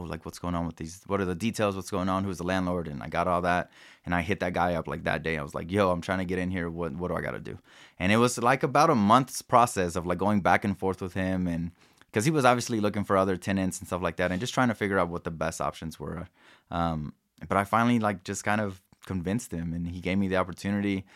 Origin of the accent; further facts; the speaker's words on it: Kansas City, Missouri, United States; also born or lived in Mexico / New York / Denver; it was my neighborhood that I grew up in, and I was able to take over, uh, my family house where I grew up